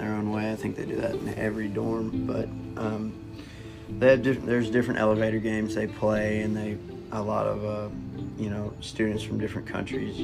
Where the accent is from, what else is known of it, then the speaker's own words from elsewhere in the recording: Mississippi, United States; moved away as an adult; now in Kentucky, United States; I'm from Mississippi, so I'm from the South